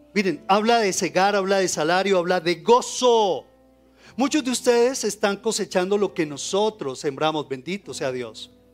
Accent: Colombia; Como colombianos

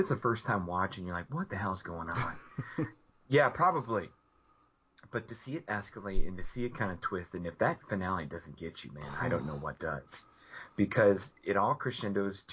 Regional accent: outside Chicago, Illinois, United States; growing up outside Chicago

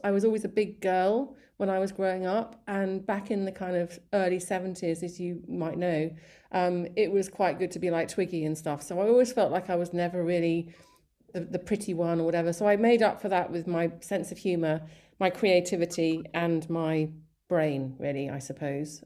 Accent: East Sussex, South East England, United Kingdom; born or raised there; also born or lived in Colombo, Sri Lanka / Malawi / Surrey

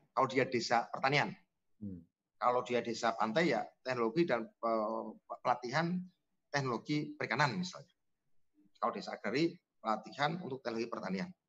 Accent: Cilacap, Central Java, Indonesia; Bikin Bumades di Kabupaten Cilacap, kampung saya, atau Banyumas.

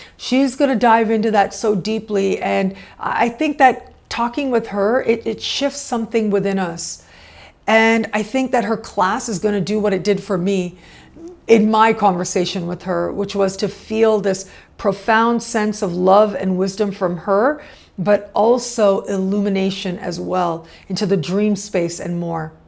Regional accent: Canada; moved away as an adult; also born or lived in Mexico; I was born and raised in Canada, so that is a lifelong relationship that I have with that country

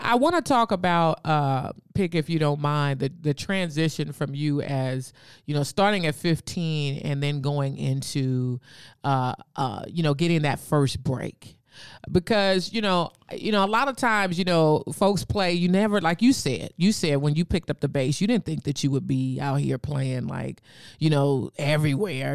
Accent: San Francisco, California, United States; I'm from San Francisco.

